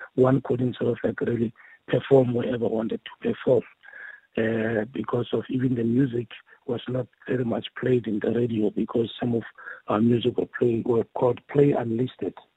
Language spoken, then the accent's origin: English; Mamelodi, Gauteng, South Africa; also born or lived in Lady Selborne; I was uh, born in the then Lady Selborne, but I grew up here in Mamelodi